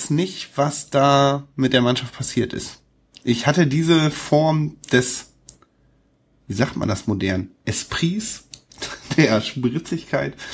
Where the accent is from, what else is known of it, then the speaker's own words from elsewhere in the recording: Hamburg, Germany; für mich eines der letzten Spiele des FC St. Pauli, die ich als Hamburger erlebe.